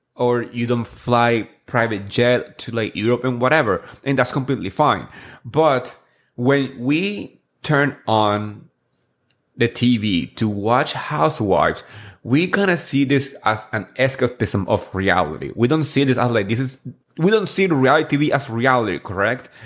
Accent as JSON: {"language": "English", "region": "New Jersey", "country": "United States", "tie": "born or raised there", "said": "I grew up here and in Jersey"}